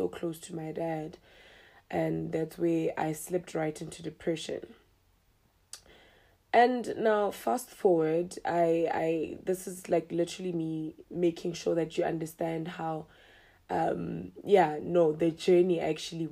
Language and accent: English; Mahikeng, North West, South Africa; I'm a 25-year-old young girl, or rather young lady, who was born and bred in Mahikeng.